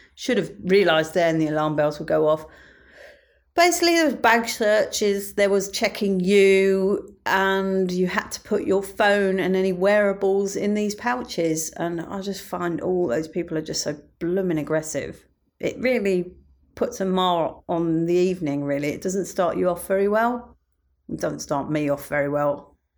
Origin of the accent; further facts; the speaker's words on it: United Kingdom; me being British